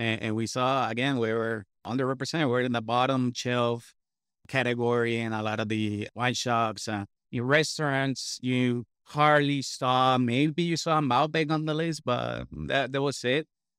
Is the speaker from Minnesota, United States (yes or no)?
no; Missouri, United States; I had them over there and they would find them in, I don't know, I'm from Missouri and they would found them over there.